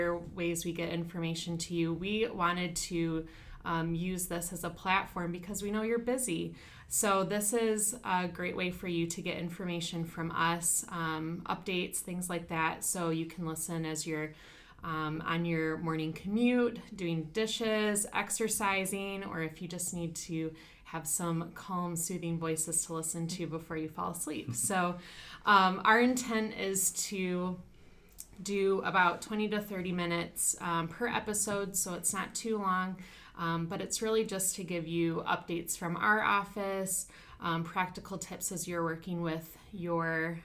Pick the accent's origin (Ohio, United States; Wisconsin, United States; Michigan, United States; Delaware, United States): Michigan, United States; Grand Haven; moved away as an adult; also born or lived in Upland, Indiana; I'm originally from Michigan, so Grand Haven, Michigan